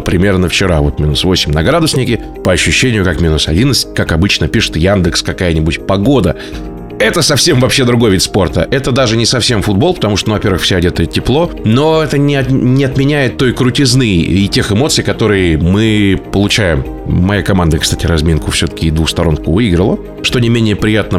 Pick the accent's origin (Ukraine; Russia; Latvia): Russia; Novokuznetsk, Kemerovo Oblast; moved away; а я сам из Новокузнецкой